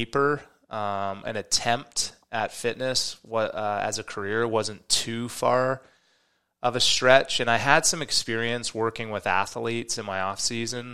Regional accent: Canada; I grew up in Canada

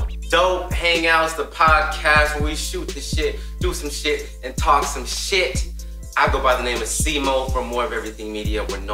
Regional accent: Hesperia, California, United States; moved away as an adult; now in Las Vegas, United States; my hometown homie from the desert town, Devonte.

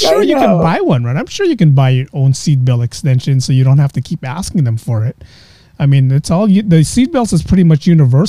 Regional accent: Philippines; being Filipino, I would probably do the Joe Coy route, Rex Navarrete route, where I just do a Filipino accent

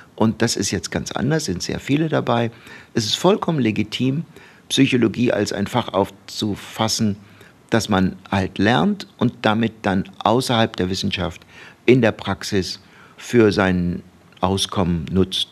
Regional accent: Baden-Baden, Baden-Württemberg, Germany; also born or lived in Turkey; now in Bochum, Germany; wir sind äh, von der Türkei nach Deutschland umgezogen. Da war ich, ich glaube, so fünfeinhalb. Mhm. Und so mit sechseinhalb kam ich dann in Deutschland in die Grundschule. Das war in Baden-Baden.

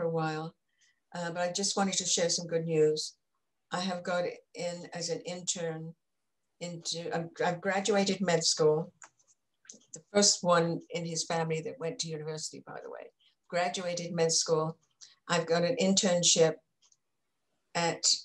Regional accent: England, United Kingdom; moved away; growing up in England

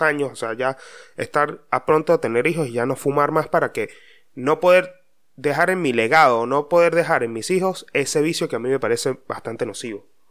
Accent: Mérida, Venezuela; hay un dicho muy popular de donde yo vengo, o será de Venezuela, no sé dónde carajo, pero en Mérida decían mucho

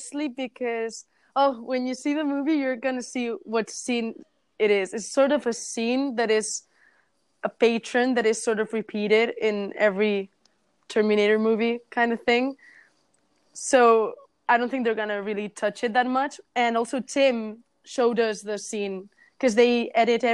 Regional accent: Barcelona, Catalonia, Spain; I was from Barcelona

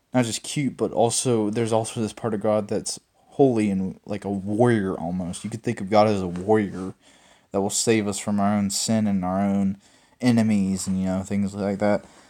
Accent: Mississippi, United States; I was born in Mississippi

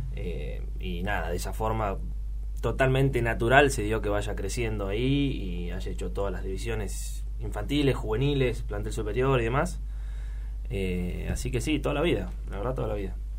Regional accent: Luján, Buenos Aires Province, Argentina; soy un pibe de Luján de toda la vida.

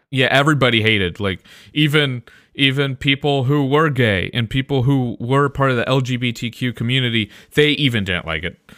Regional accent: Midwest, United States; I'm from the Midwest.

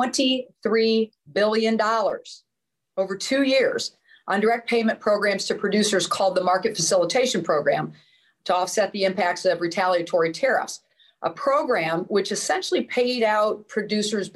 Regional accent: Illinois, United States; My home state of Illinois

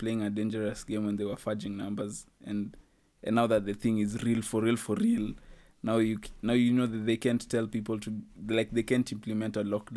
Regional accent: Kenya; as a Kenyan

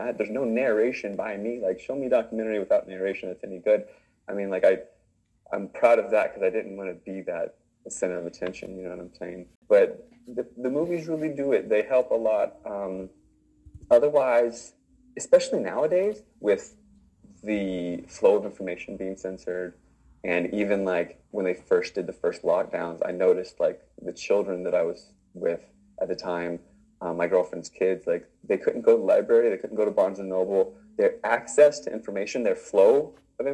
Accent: Virginia, United States; moved away; also born or lived in Northern California; I'm from Virginia

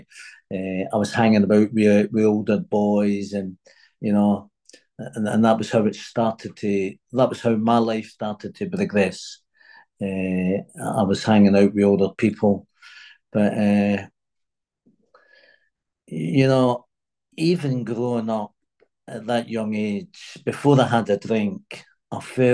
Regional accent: Glasgow, Scotland, United Kingdom; moved away; also born or lived in United States; I was born in Glasgow in Scotland, and I had my mum had a big family.

